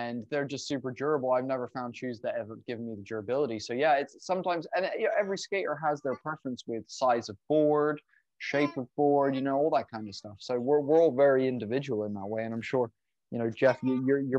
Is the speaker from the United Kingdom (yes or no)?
yes; England, United Kingdom; moved away; where I grew up in England